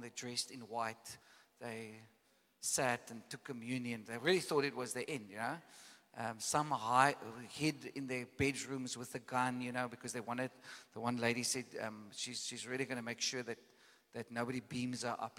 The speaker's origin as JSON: {"language": "English", "town": "Caledon", "region": "Western Cape", "country": "South Africa", "tie": "born or raised there", "said": "I come from Caledon, you know, and there's this big valley that, that, that the farm that I grew up"}